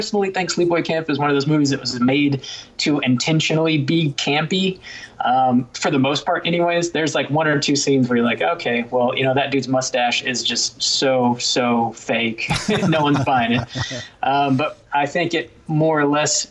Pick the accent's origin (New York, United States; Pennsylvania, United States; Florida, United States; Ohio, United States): Florida, United States; Jacksonville; my hometown, Jacksonville, Florida